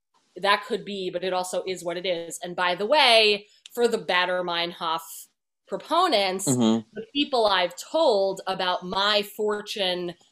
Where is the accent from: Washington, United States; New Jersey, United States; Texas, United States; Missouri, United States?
New Jersey, United States; moved away as an adult; also born or lived in Chicago / Los Angeles; I'm from New Jersey